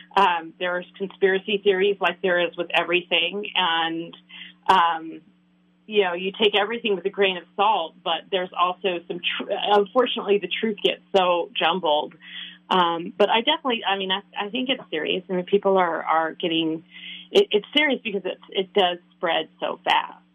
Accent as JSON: {"language": "English", "area": "San Francisco Bay Area", "region": "California", "country": "United States", "tie": "born or raised there", "moved": "as an adult", "lives_now": "Minnesota, United States", "said": "I grew up in California um, in the San Francisco Bay Area and lived there until about six or seven years ago when I sort of randomly relocated"}